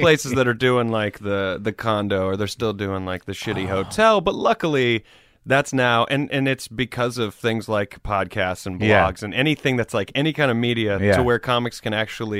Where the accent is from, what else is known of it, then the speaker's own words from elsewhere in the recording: Greenville, South Carolina, United States; moved away; Greenville, South Carolina.